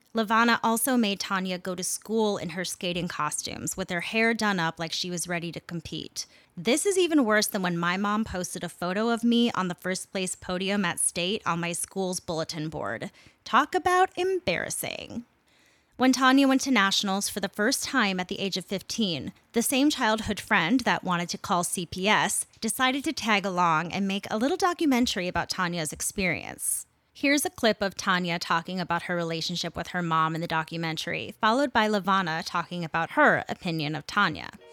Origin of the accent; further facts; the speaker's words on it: Minneapolis, Minnesota, United States; my hometown of Minneapolis, Minnesota